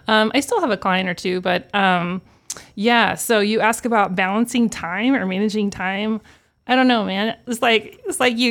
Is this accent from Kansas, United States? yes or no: yes; Wichita, Kansas, United States; I'm from Wichita, native. Um, grew up on the southeast side of town